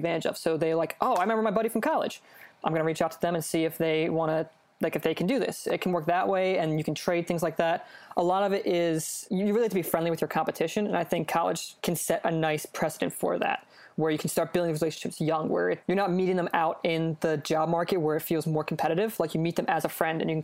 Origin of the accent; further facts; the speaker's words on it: Philadelphia, Pennsylvania, United States; I grew up in the Philly area